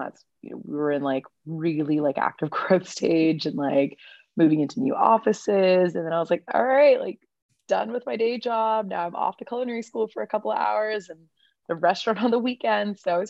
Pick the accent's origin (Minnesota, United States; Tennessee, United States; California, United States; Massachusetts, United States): California, United States; Oakland; also born or lived in New York / Santa Cruz; So I'm born and raised in the Bay Area. My parents immigrated from India. My mom actually immigrated here like in the 70s, and my dad moved here when my mom and him got married.